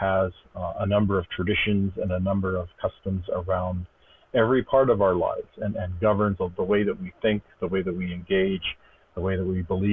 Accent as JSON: {"language": "English", "area": "Stoney Nakoda First Nation, west of Calgary", "region": "Alberta", "country": "Canada", "tie": "born or raised there", "said": "I come from the Stoney Nakoda First Nation west of Calgary. Grew up there"}